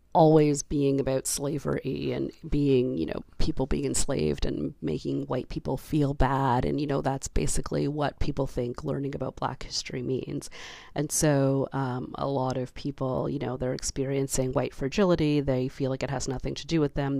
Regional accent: Canada; as a Canadian

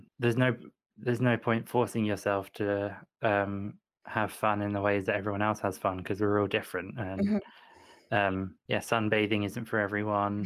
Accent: United Kingdom; I'm very British

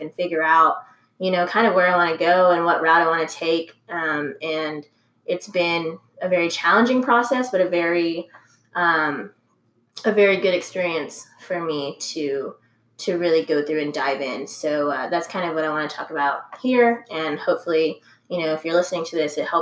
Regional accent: San Antonio, Texas, United States; also born or lived in Round Rock, Texas; I'm originally from San Antonio

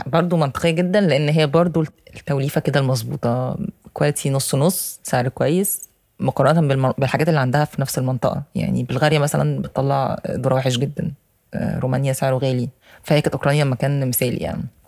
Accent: Egypt

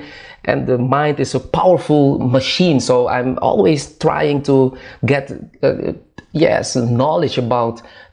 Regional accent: Curaçao; moved away as an adult; now in Netherlands; I was born in Curaçao, that's a small island in the Caribbean, close to Venezuela, South America

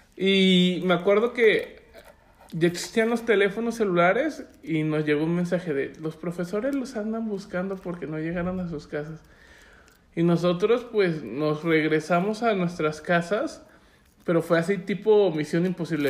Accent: Puebla, Mexico; now in Guadalajara, Mexico; Yo soy poblano por nacimiento

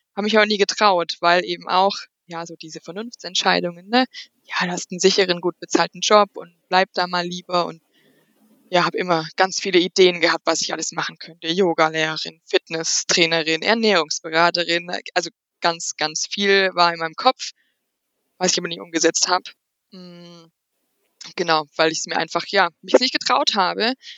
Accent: near Aschaffenburg, Bavaria, Germany; ich komme hier aus der Nähe von Aschaffenburg

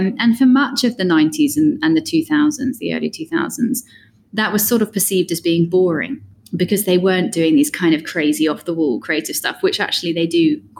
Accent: United Kingdom; moved away as an adult; also born or lived in London; I am British, but haven't been in Britain for 14 years or something

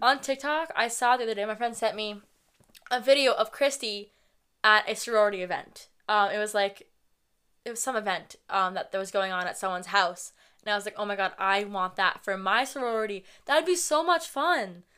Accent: New England, United States; we're from New England. We live in a town near Boston. We've lived in New England our entire lives, several different cities and towns all over

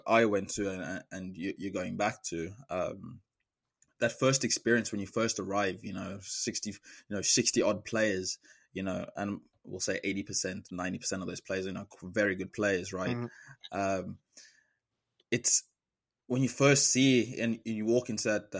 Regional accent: South Africa; moved away as an adult; now in United States; being the only South African and then also the only person from southern of Africa

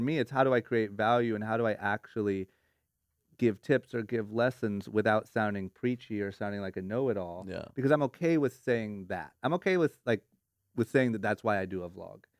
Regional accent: Ohio, United States; now in Los Angeles, United States; growing up in Ohio

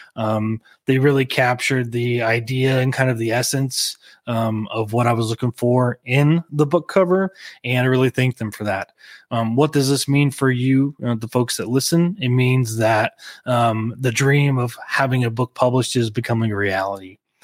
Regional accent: Oklahoma, United States; Small town, the alcohol laws. here in Oklahoma

